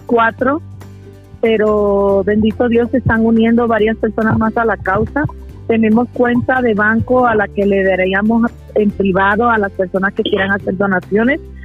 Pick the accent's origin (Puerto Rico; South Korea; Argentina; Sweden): Puerto Rico; now in Mexico; soy originaria de Puerto Rico para los que no me conocen allá, pero estoy radicando en México